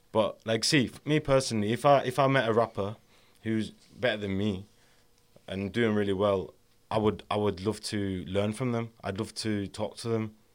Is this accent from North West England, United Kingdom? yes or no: yes; Carlisle, North West England, United Kingdom; I grew up in Ka, in, uh, Carlisle